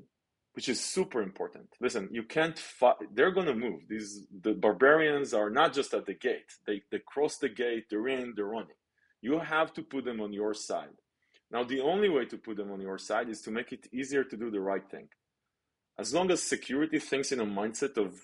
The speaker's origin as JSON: {"language": "English", "country": "Israel", "tie": "born or raised there", "said": "I grew up in Israel"}